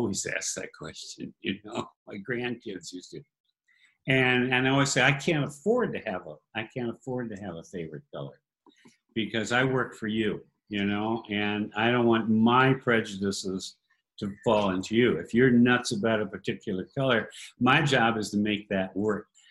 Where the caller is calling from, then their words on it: Ajijic, Jalisco, Mexico; We're calling you from Ajijic, Mexico. Just south of Guadalajara in the state of Jalisco.